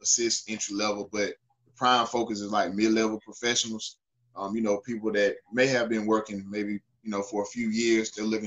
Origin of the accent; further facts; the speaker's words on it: Newberry, South Carolina, United States; moved away as an adult; also born or lived in Greenville-Spartanburg area, South Carolina; I'm originally from Newberry, South Carolina